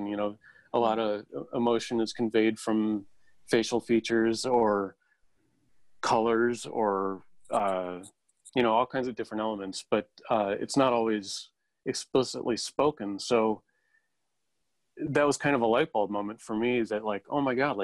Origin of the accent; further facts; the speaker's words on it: Chicago, Illinois, United States; moved away as an adult; now in Los Angeles, United States; I was from Chicago, moved to L.A.